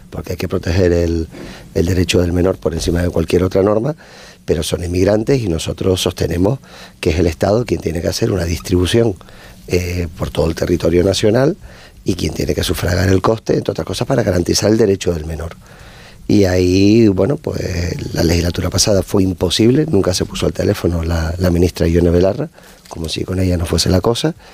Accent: Canary Islands, Spain; siendo de Canarias

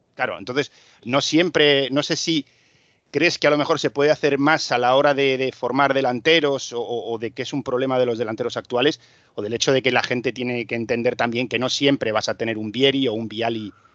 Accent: Spain; moved away; que soy español

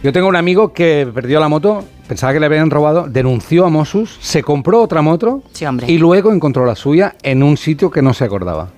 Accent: Catalonia, Spain; soy catalán

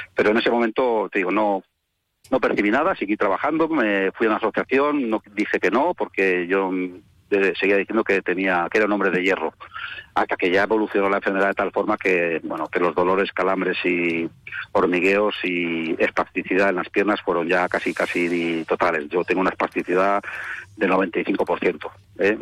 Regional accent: Bilbao, Basque Country, Spain; moved away as an adult; now in Málaga, Spain; yo no soy de Jerez, resido en Málaga, nací en Bilbao, me vine con 25 años a Málaga

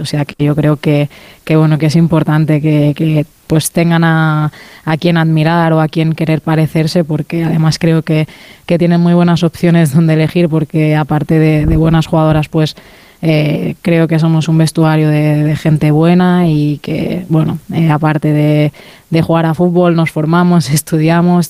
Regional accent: Mallorca, Balearic Islands, Spain; now in Barcelona, Spain; al ser de Mallorca, ¿no? un sitio más, más pequeñito, siempre que, vamos allí, las que somos de allí

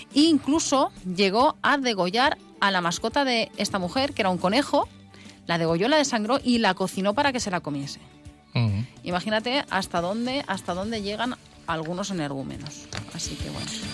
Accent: Alzira, Valencian Community, Spain; somos la capital de la Ribera

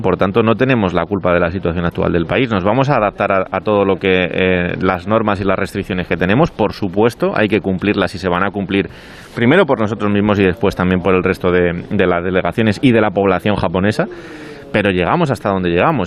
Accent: Spain; somos españoles

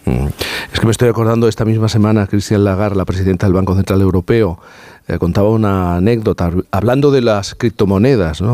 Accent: Jerez de la Frontera, Andalusia, Spain; yo soy de Jerez

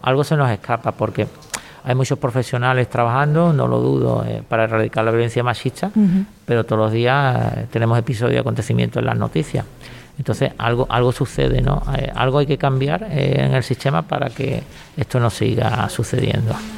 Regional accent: Cádiz, Andalusia, Spain; como gaditano

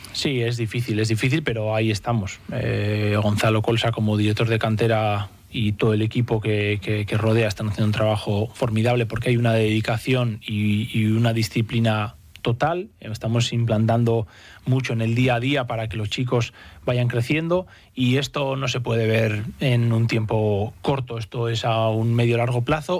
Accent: San Sebastián, Basque Country, Spain; moved away as an adult; also born or lived in Cantabria; now in Santander, Spain; Vengo de San Sebastián

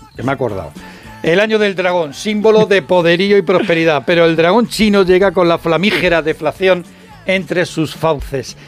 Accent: Madrid, Community of Madrid, Spain; yo soy de Vallecas

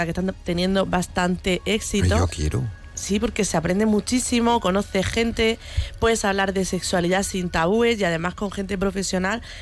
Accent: Cieza, Region of Murcia, Spain; mis padres son de Cieza, yo soy murciana, pero yo me considero cizana

